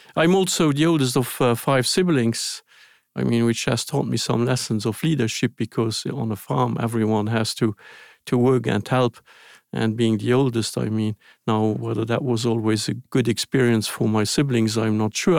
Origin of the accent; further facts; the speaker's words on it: Luxembourg; English is a second language; moved away; I was born in Luxembourg, which is a very small country.